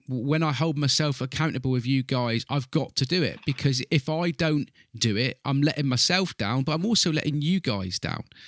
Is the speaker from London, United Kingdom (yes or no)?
no; Southwest UK, South West England, United Kingdom; I'm an English gentleman here in, in Southwest U K.